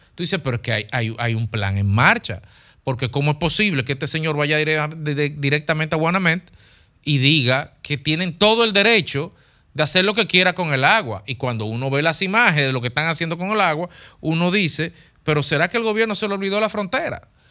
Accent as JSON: {"language": "Spanish", "country": "Dominican Republic"}